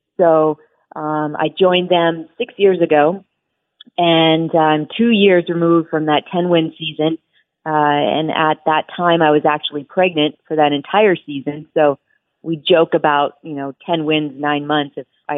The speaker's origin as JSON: {"language": "English", "town": "Las Vegas", "region": "Nevada", "country": "United States", "tie": "born or raised there", "also_born_or_lived": "Philadelphia", "moved": "as an adult", "said": "my hometown of Las Vegas"}